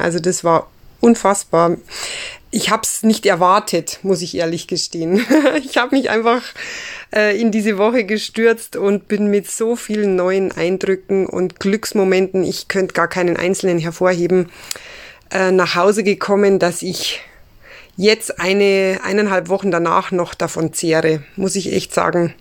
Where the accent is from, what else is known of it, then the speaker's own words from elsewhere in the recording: Ammersee, Bavaria, Germany; ich komme aus Einried. das liegt am schönen Ammersee in Bayern